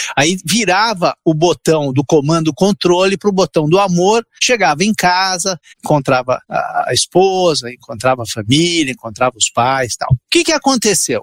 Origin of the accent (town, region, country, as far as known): Santo André, São Paulo, Brazil; born or raised there; Portuguese is a second language; also born or lived in Italy